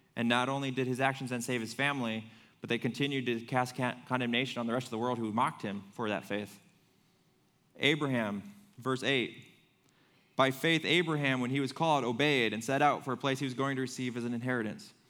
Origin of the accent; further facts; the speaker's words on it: Fremont, United States; moved away as an adult; I grew up in Fremont